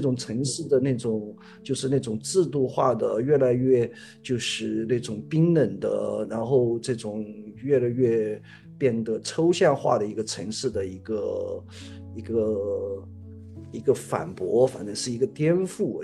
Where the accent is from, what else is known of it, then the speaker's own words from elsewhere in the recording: Hunan, China; moved away as an adult; now in Chongqing, China; 我是湖南的，然后我是，呃，一，呃，那个零七年去的重庆，去了重庆